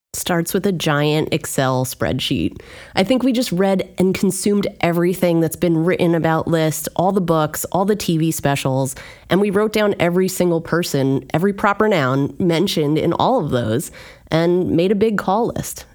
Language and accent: English; Union County, New Jersey, United States; I grew up in Union County.